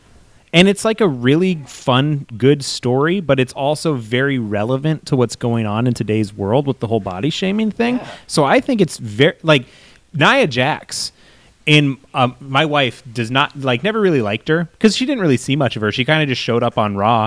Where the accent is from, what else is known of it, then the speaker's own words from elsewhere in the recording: Seattle, Washington, United States; it was in my hometown